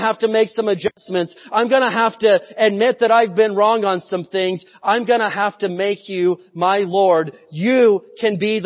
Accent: United States; I was born in America

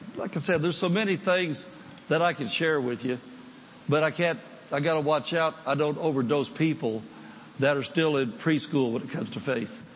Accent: United States; I'm from the United States

